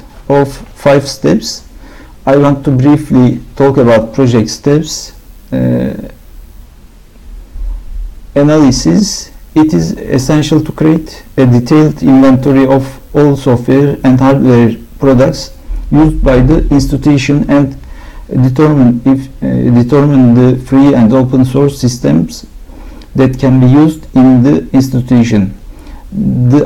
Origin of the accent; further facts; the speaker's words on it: Istanbul, Turkey; I am from Istanbul.